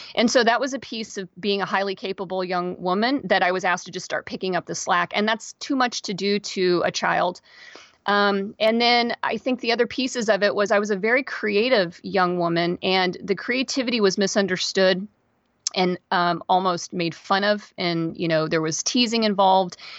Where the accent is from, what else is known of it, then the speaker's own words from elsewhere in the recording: Kansas, United States; moved away as an adult; also born or lived in Seattle area, Washington; now in Seattle, United States; I live outside the Seattle area and I'm originally from Kansas. I moved out here twenty-three, twenty-four years ago.